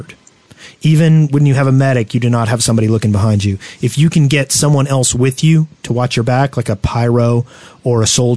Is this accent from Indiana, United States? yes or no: no; Alabama, United States; we're from Alabama